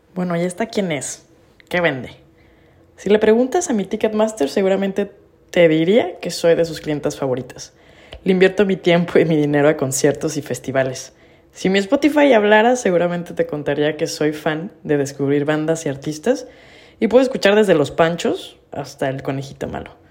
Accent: Jalisco, Mexico; Soy de Jalisco y presumo mi ciudad colom-, como el ombligo del universo

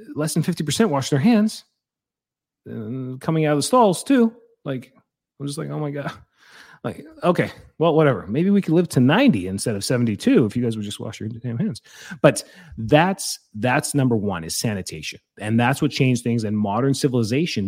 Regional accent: Calgary, Alberta, Canada; I grew up in Calgary.

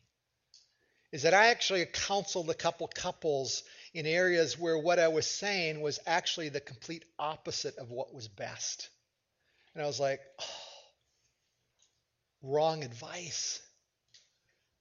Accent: United States; as an American

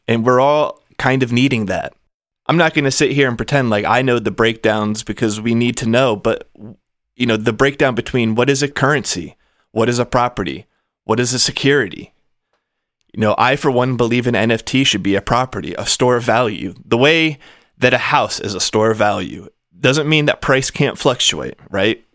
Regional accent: United States; I am American. I come from the U S

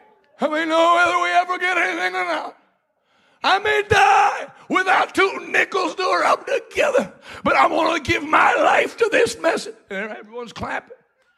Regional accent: New England, United States; I grew up preaching in New England.

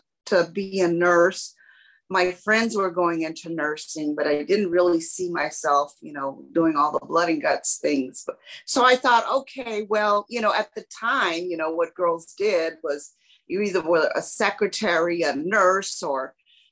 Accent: San Antonio, Texas, United States; as a child growing up in San Antonio, Hispanic

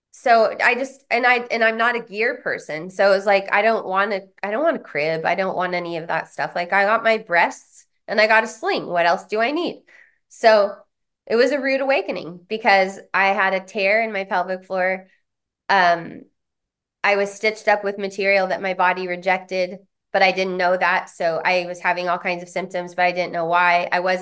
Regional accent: San Diego, California, United States; also born or lived in Boulder, Colorado; because I come from San Diego, Boulder, Colorado, the bastions of human potential movement

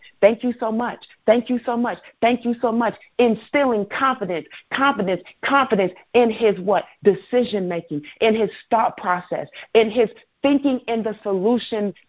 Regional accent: Chicago, Illinois, United States; I'm from Chicago

